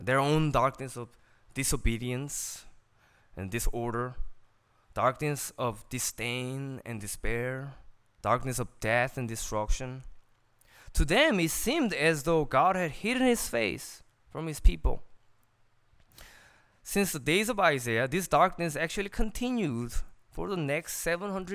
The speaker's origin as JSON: {"language": "English", "region": "California", "country": "United States", "tie": "born or raised there", "second_language": "English"}